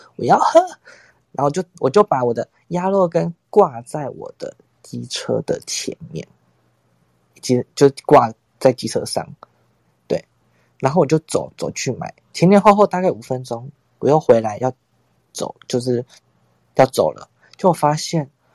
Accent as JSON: {"language": "Chinese", "region": "Tainan", "country": "Taiwan", "said": "是还就住家里，因为我台南人嘛"}